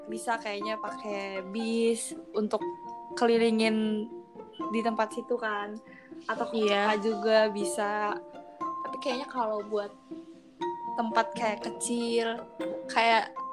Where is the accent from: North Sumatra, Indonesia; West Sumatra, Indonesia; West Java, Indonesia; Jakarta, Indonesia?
North Sumatra, Indonesia; Medan; aku juga sebagai orang Medan